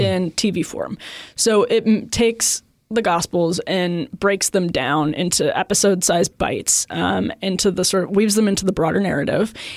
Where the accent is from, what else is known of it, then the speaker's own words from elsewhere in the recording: outside Milwaukee, Wisconsin, United States; growing up outside Milwaukee